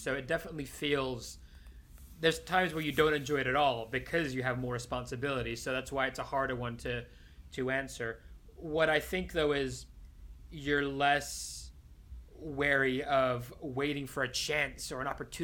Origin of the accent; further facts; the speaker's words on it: Spain; moved away; growing up in Spain where they can't pronounce SH at all